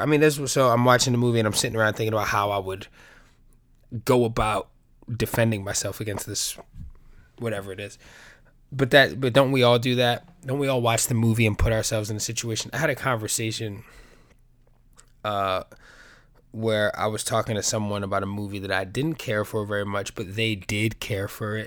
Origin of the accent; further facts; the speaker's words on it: New York, United States; I'm a New Yorker